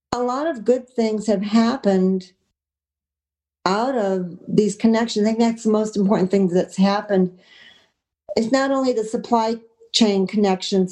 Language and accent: English; Finger Lakes, New York, United States; now in Cornwall, United States; I'm an upstate girl, but I grew up in the Finger Lakes.